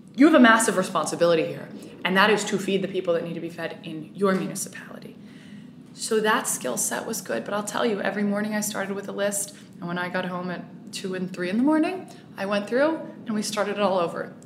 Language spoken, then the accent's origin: English; Bay Area, Northern California, United States; also born or lived in Marin County; I grew up in the Bay Area in Northern California